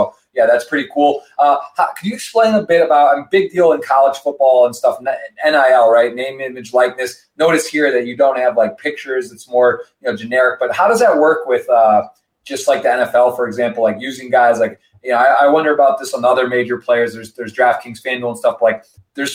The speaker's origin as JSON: {"language": "English", "town": "Ann Arbor", "region": "Michigan", "country": "United States", "said": "I'm from Ann Arbor"}